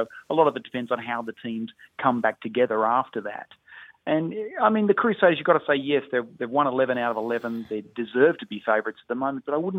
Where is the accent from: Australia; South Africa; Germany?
Australia; being an Australian